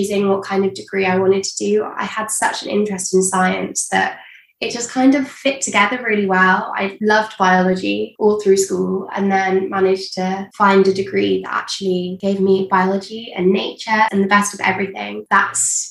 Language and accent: English; Manchester, North West England, United Kingdom; now in Jersey; originally from Manchester in the UK